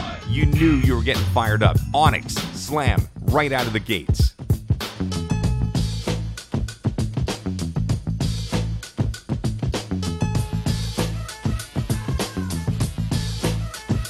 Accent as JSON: {"language": "English", "town": "Toronto", "region": "Ontario", "country": "Canada", "tie": "born or raised there", "said": "As a kid growing up in Toronto"}